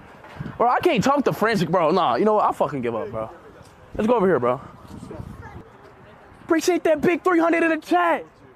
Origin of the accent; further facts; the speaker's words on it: Portugal; I'm from Portugal, so I have this little tick problem.